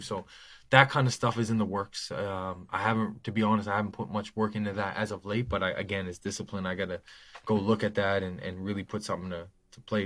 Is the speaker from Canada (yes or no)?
yes; Nova Scotia, Canada; born or raised there